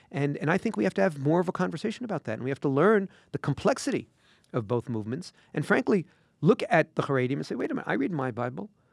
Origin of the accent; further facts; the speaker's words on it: United States; We, as an American Jewish community